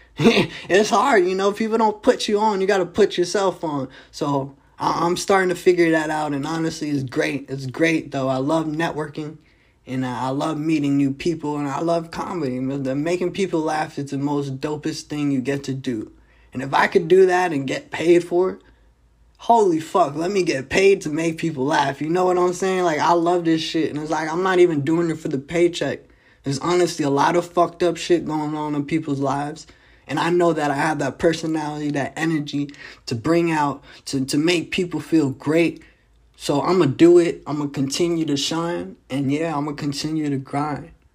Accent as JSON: {"language": "English", "region": "New Jersey", "country": "United States", "tie": "born or raised there", "also_born_or_lived": "Fishers, Indiana", "moved": "yes", "lives_now": "Indianapolis, United States", "said": "I'm originally from New Jersey"}